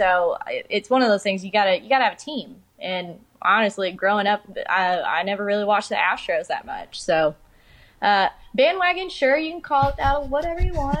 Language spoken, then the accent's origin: English; Houston, Texas, United States; also born or lived in Midland, Texas; Okay, well, I am from Houston, Texas. I basically lived in Midland, Texas, the middle of the nowhere desert, right outside of Lubbock, basically